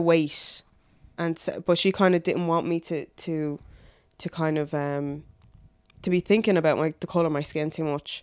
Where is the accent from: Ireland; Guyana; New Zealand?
Ireland; Dublin, Leinster; I grew up in, um, Blanchestown. So I moved there when I was six